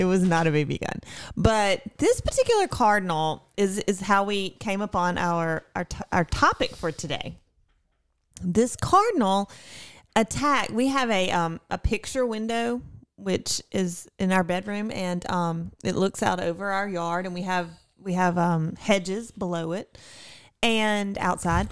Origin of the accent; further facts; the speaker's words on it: Mississippi, United States; I am from Mississippi